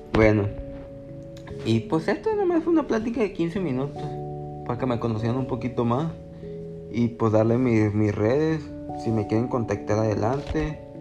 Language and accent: Spanish; Culiacán, Sinaloa, Mexico; soy de Culiacán, Sinaloa, si no, si no sabían. México.